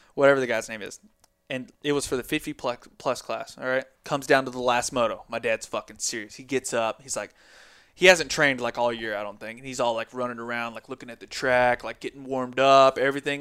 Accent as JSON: {"language": "English", "region": "Tennessee", "country": "United States", "said": "we're from Tennessee"}